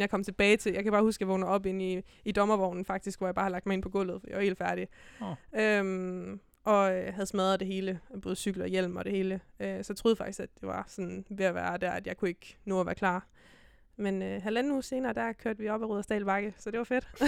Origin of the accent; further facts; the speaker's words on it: Silkeborg, Central Denmark Region, Denmark; also born or lived in Herning; Så rykkede jeg et år mere til Silkeborg, hjem igen